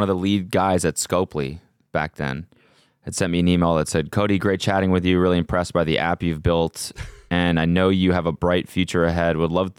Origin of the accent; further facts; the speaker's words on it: Canada; I'm like coming from Canada.